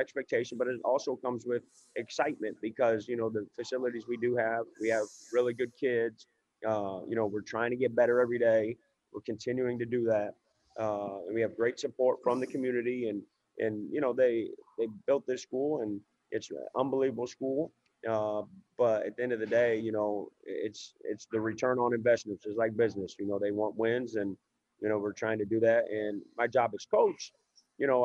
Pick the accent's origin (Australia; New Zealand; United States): United States; Indiana; moved away as an adult; now in Memphis, United States; I'm from Indiana, but I've been down in Memphis for about 14 years now in my adult life.